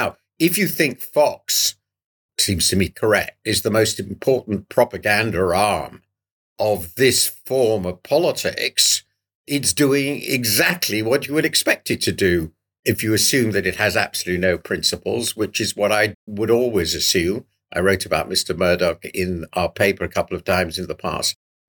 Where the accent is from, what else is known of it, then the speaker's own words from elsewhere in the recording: United Kingdom; it's so shocking to me as a Brit